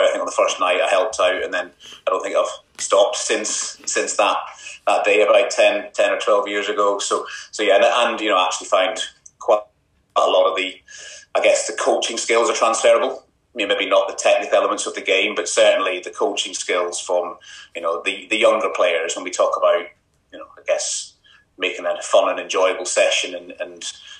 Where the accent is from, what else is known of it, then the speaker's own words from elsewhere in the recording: Scotland, United Kingdom; also born or lived in Ireland; So I was brought up in Scotland, primary school and secondary school in Ireland.